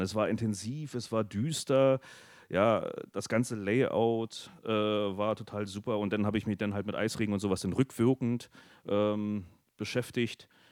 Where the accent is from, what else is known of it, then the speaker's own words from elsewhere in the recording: hometown 10 km from Friesack, Brandenburg, Germany; wir sind dann halt von meinem Heimatort äh, nach Friesack gelaufen, die 10 Kilometer